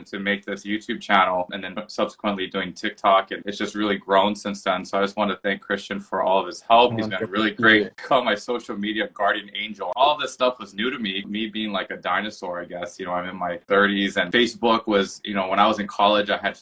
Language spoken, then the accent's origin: English; Hawaii, United States; moved away as an adult; also born or lived in Boston, Massachusetts; now in Seattle, United States; I'm from Hawaii originally.